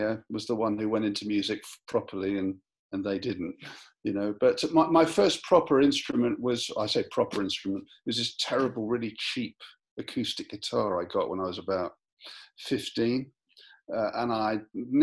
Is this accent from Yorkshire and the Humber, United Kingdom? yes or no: no; London, United Kingdom; I was born in London